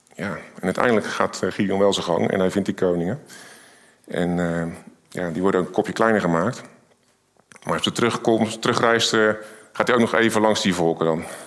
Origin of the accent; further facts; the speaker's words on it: Rotterdam, South Holland, Netherlands; Ik kom uit Rotterdam.